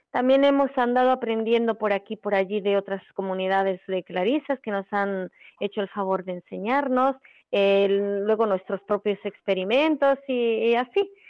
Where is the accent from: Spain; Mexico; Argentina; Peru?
Mexico; nosotros venimos de México, vinimos cuatro